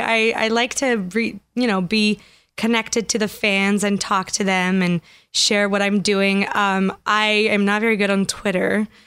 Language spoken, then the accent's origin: English; Grenoble, Auvergne-Rhône-Alpes, France; first language French; English is a second language; moved away as an adult; also born or lived in Paris; now in Los Angeles, United States; Grenoble, which is where I'm from